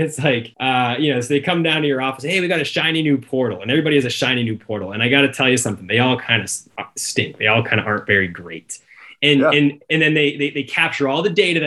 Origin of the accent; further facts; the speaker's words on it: Cape Cod, Massachusetts, United States; I'm from Cape Cod. I grew up in the water.